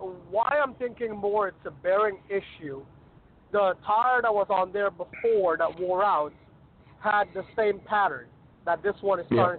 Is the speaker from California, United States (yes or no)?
no; Florida, United States; I'm the guy from Florida, actually.